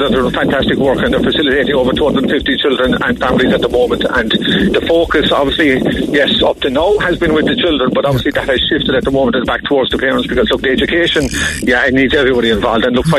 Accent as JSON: {"language": "English", "town": "Carrigaline", "region": "Munster", "country": "Ireland", "lives_now": "Cloyne, Ireland", "said": "I'm originally from Carrigaline, I'm living in Clyne."}